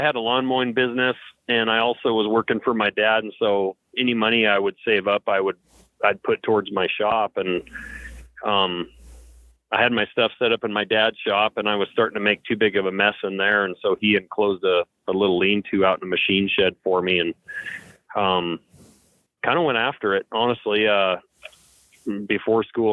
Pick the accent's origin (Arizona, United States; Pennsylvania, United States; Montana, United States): Montana, United States; Lincoln; I was growing up in Lincoln, Montana, which is a small kind of town on the edge of the Bob Marshall Wilderness here.